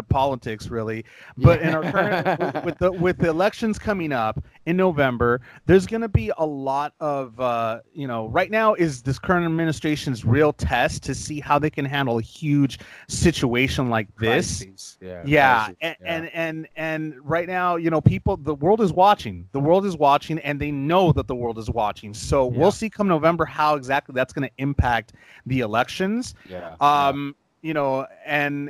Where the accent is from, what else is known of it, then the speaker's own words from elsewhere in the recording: Los Angeles, California, United States; I was born and raised in Los Angeles